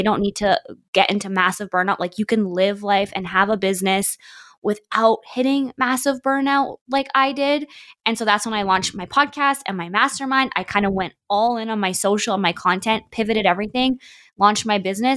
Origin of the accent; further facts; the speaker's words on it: Canada; also born or lived in Vancouver, British Columbia / Alberta; I'm from Canada.